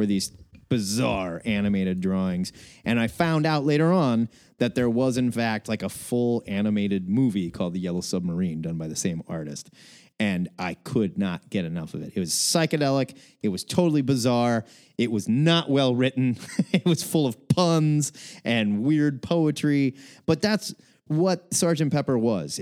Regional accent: Omaha, Nebraska, United States; also born or lived in Waco, Texas; When I was a very young lad, I moved back from Waco, Texas to Omaha, Nebraska, and I moved into my grandfather's home

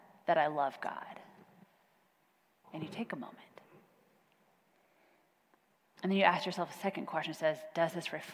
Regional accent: Kansas, United States; now in Plano, United States; I'm from Kansas

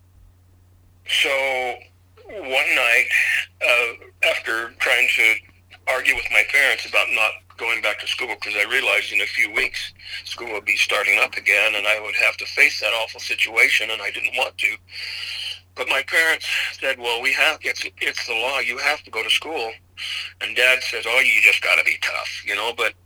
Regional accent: Idaho, United States; I was raised in Idaho.

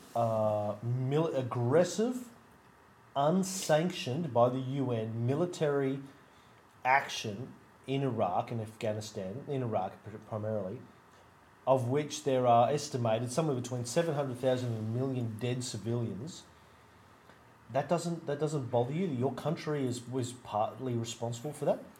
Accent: Australia; as an Australian

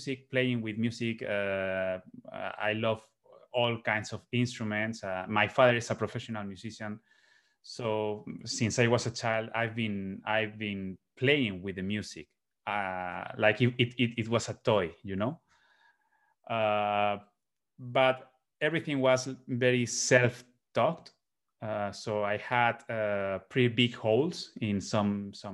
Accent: Spain; also born or lived in Boston, United States; the elements that are common to us here in Spain

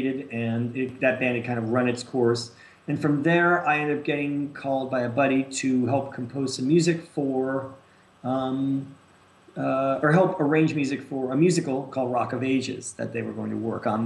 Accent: New York, United States; moved away as an adult; also born or lived in Boston / Miami / North Texas; now in Los Angeles, United States; I grew up there

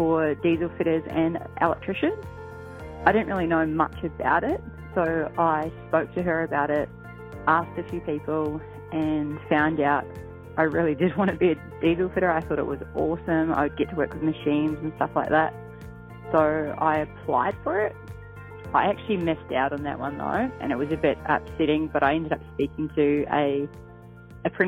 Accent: New Zealand; moved away as an adult; now in Queensland, Australia; I'm originally from New Zealand, but I've been over here for about 8 years now

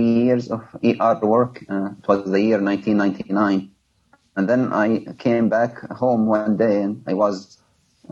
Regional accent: Libya; born or raised there; moved away as an adult; now in United States

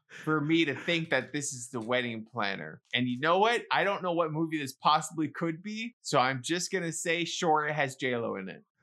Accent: New York City, New York, United States; growing up in the Bronx around other Hispanics, I'm Hispanic

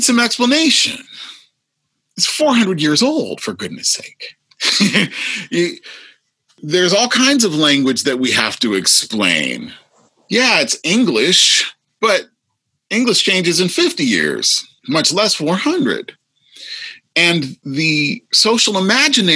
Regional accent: the Midwest, Iowa, United States; I grew up in the Midwest.

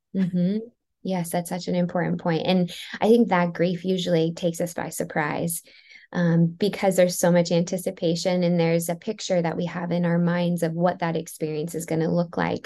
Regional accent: Maryland, United States; I grew up in Maryland

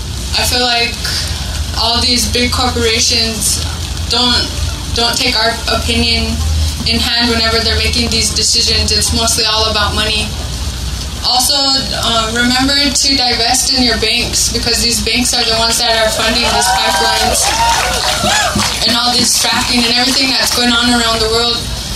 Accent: United States; I'm from Standing Rock, and I live in Wapala, South Dakota.

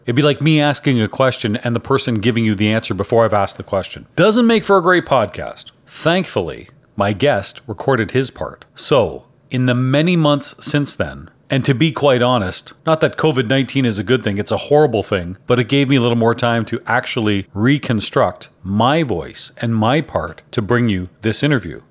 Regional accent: Canada; I'm Canadian

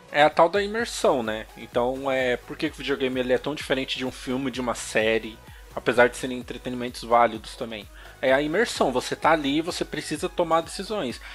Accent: São Paulo, Brazil; sou de São Paulo, capital.

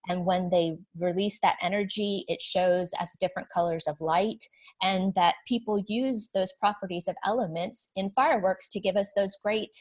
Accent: the South, United States; I'm from the South

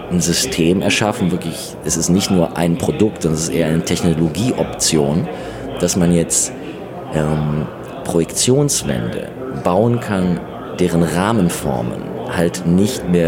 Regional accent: Austria; was ja für uns früher eher so, gerade als Österreicher, äh, ein bisschen problematischer war

